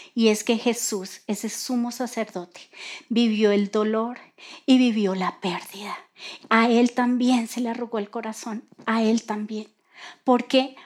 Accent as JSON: {"language": "Spanish", "country": "Colombia", "said": "así somos nosotros los colombianos"}